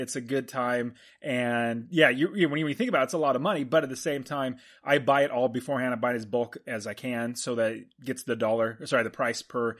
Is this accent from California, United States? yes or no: yes; Fresno, California, United States; now in Phoenix, United States; where we grew up in Fresno, where you currently live now, it gets smoggy.